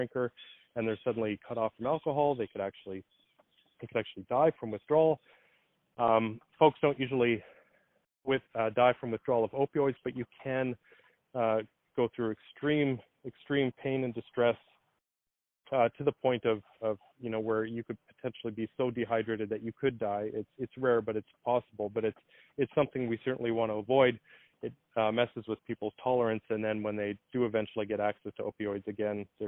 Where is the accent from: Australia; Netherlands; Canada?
Canada; Winnipeg, Manitoba; also born or lived in Toronto; I'm from Winnipeg, Manitoba